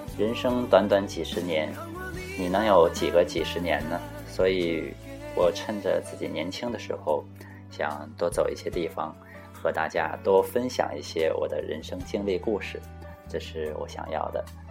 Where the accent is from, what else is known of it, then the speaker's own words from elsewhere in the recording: Jilin, China; 很多人都知道我家是东北的，啊，吉林，那吉林长白山，那离这个北朝鲜特别的近